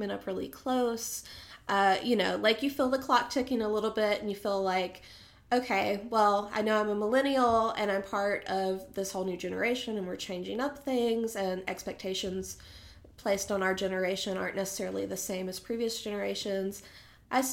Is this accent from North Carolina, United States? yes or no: yes; Boone, North Carolina, United States; moved away as an adult; now in Raleigh, United States; But I'm also Appalachian. I grew up close to Boone here in North Carolina and lived there most of my life until moved down to Raleigh